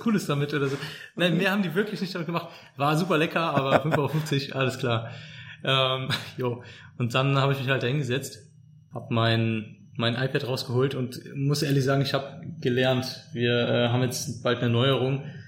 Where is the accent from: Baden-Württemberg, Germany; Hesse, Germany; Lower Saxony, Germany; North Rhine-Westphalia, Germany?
North Rhine-Westphalia, Germany; Cologne; ich als als Kölner